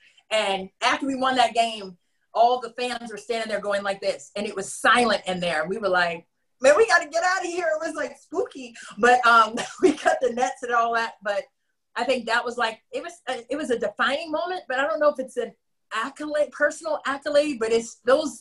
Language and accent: English; Reston, Virginia, United States; I'm from Reston